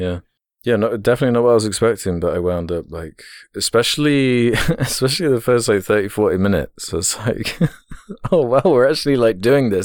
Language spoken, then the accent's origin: English; United Kingdom; as a British person